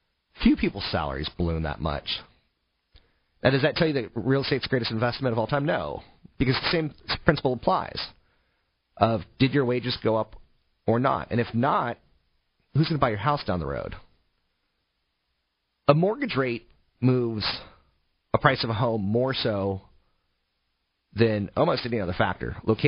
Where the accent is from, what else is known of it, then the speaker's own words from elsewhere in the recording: East Coast, United States; I come from the East Coast, where if you leave your house at 4, you may not get to 7-Eleven and back by 5.